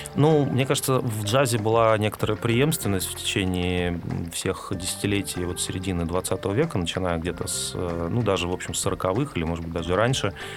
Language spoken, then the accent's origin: Russian; Siberia, Russia; moved away as an adult; now in Moscow, Russia; я, я рос с подростком в Сибири